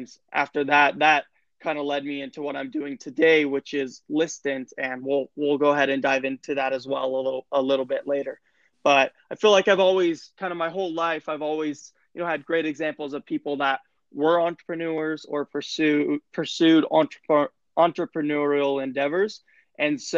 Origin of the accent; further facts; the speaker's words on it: Salt Lake City, Utah, United States; I'm a Utah boy. Born and raised in Salt Lake City, Utah